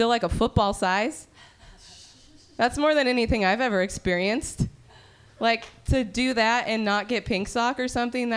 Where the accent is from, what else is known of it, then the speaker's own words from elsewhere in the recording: Sacramento Valley, California, United States; I'm from the Sacramento Valley